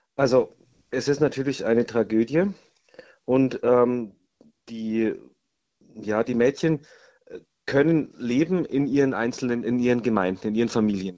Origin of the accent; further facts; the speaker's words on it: Germany; bei uns in Deutschland